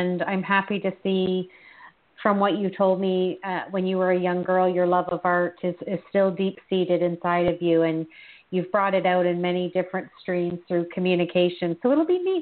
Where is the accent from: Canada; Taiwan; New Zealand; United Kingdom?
Canada; being Canadian, we often end our sentences with the word